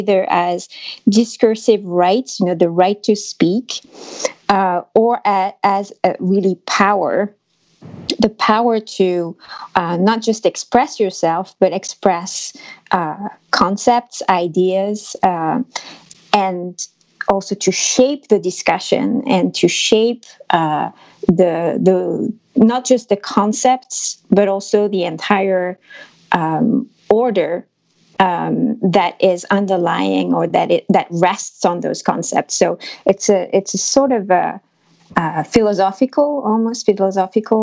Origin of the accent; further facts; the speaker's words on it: France; accent: French; English is a second language; my French accent